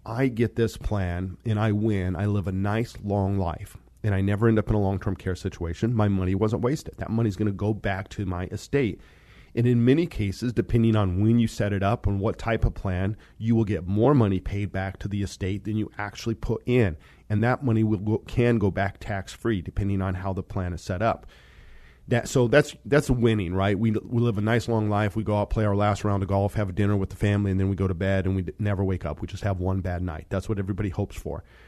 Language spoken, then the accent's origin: English; Monte Vista, Colorado, United States; moved away; also born or lived in Fort Collins, Colorado / Seattle; I grew up in Colorado.